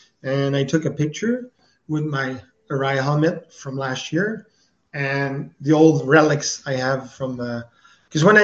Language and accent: English; Quebec, Canada; accent: French; my French accent